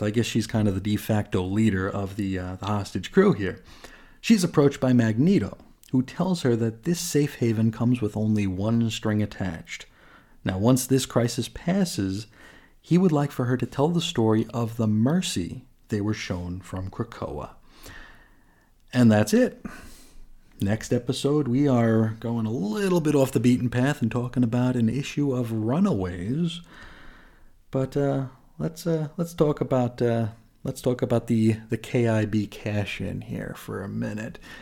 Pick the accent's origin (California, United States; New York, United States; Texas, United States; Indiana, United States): New York, United States; I grew up in New York